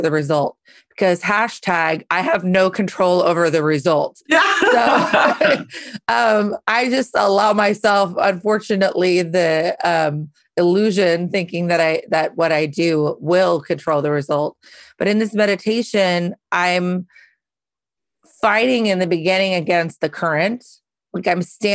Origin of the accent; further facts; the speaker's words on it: Carnation, Washington, United States; I grew up in Carnation, Washington